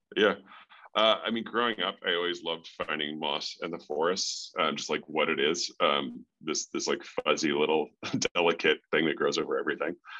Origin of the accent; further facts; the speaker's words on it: North Chicago, Illinois, United States; moved away as an adult; also born or lived in Colorado; now in Park City, United States; I grew up in the Midwest, um, North Chicago